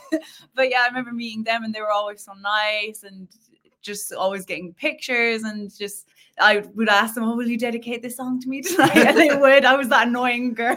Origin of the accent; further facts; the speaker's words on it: Killarney, Munster, Ireland; we used to actually go busking like in our town